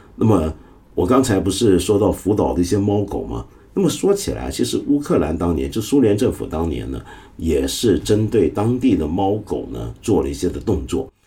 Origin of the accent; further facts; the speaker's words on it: Hong Kong; 我在香港，我们香港人